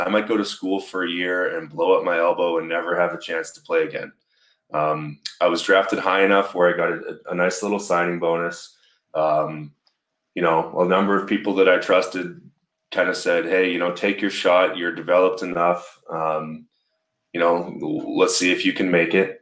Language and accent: English; Victoria, British Columbia, Canada; played in the Golden Baseball League in my hometown, which was really cool. There was a team at the time called the Victoria Seals